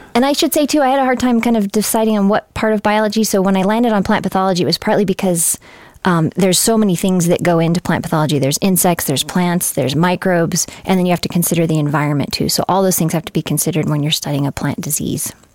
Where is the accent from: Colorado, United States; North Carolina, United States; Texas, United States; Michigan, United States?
Colorado, United States; Fort Collins; moved away as an adult; also born or lived in Grand Junction, Colorado; I was born in Grand Junction, but, um, grew up mainly in Fort Collins